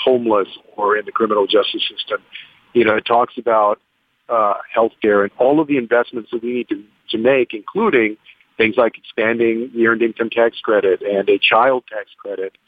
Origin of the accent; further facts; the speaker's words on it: San Antonio, Texas, United States; having grown up in the neighborhoods that I grew up in San Antonio